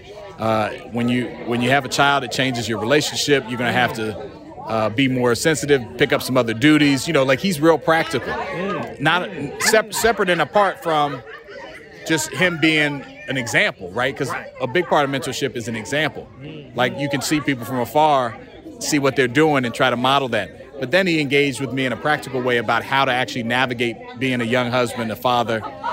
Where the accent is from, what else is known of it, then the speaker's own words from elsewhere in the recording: Silver Spring, Maryland, United States; I grew up in Silver Spring, Langley Park